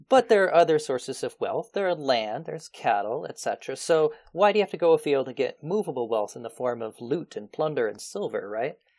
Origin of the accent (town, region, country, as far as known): United States; born or raised there